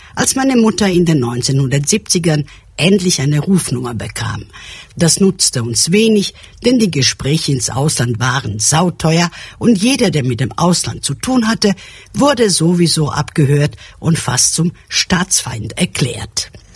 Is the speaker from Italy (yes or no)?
no; Belgrade, Serbia; moved away; also born or lived in Germany; Aufgewachsen bin ich in Belgrad ohne Telefonanschluss